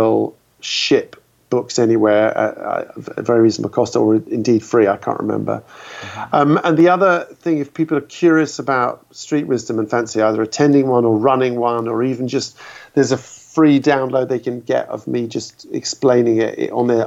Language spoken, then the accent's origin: English; London, United Kingdom; as a Londoner